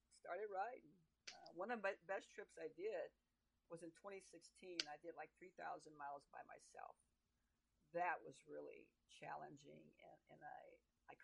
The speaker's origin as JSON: {"language": "English", "town": "Oakland", "region": "California", "country": "United States", "tie": "born or raised there", "said": "I grew up in Oakland, California, San Francisco Bay Area, and Oakland"}